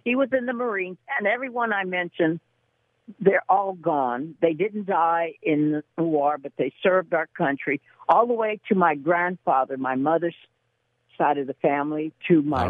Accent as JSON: {"language": "English", "town": "San Antonio", "region": "Texas", "country": "United States", "moved": "yes", "lives_now": "Los Angeles, United States", "said": "I'm originally from San Antonio, Texas. If you know anything, that was a military town."}